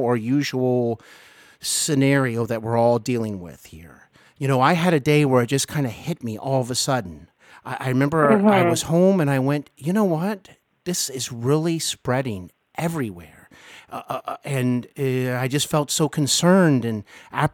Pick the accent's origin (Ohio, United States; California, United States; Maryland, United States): Ohio, United States; Cincinnati; born or raised there; also born or lived in Hollywood